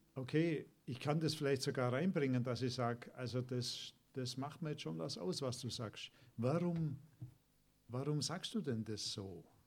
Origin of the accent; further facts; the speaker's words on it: Germany; wir als Deutsche